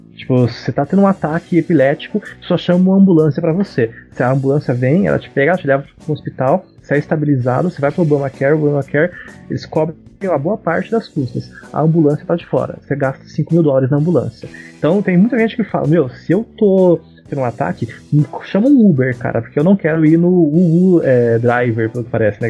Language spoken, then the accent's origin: Portuguese; Paraná, Brazil; eu sou do Paraná também